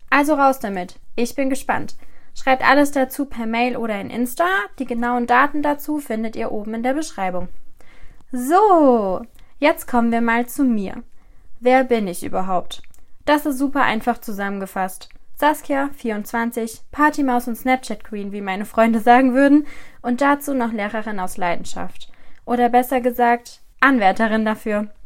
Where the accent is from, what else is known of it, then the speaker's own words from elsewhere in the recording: Rhineland-Palatinate, Germany; Zuerst einmal, ich komme aus Rheinland-Pfalz. Allerdings hat es mich für mein Studium auf die andere Seite des Rheinufers verschlagen, Baden-Württemberg. Hier bin ich in der Ostalb gelandet und als ob das für mich als Pfälzer Mädchen nicht schon schlimm genug wäre